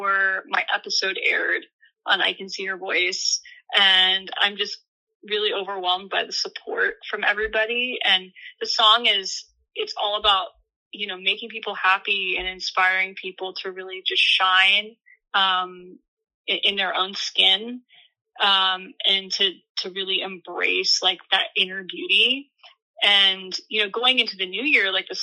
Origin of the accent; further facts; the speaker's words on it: Southern California, United States; growing up in Southern California